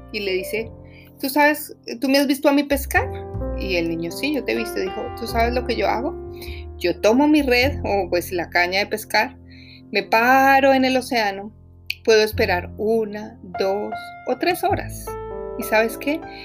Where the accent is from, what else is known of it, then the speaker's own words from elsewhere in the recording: Bogotá, Colombia; moved away; Yo soy colombiana, viví en Bogotá, he vivido en varias partes del mundo, pero normalmente pues yo vengo de una ciudad donde siempre está nublado y gris, como Bogotá